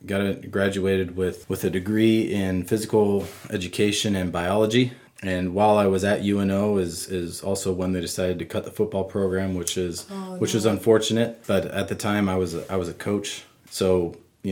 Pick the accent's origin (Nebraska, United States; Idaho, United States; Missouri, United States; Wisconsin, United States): Nebraska, United States; Wisner; now in York, United States; I grew up in Cumming County. It's northeast Nebraska, town of Wisner